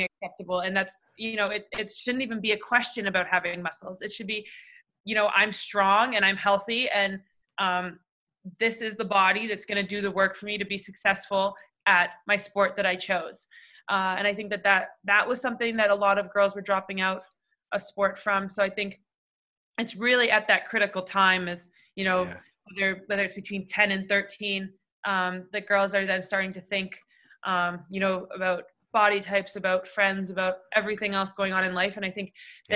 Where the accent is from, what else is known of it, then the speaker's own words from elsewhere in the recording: Toronto, Ontario, Canada; growing up in Toronto